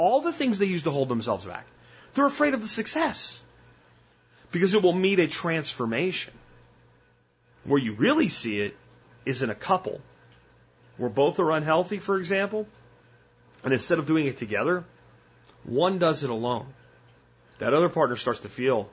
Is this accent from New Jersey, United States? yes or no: yes; New Jersey, United States; moved away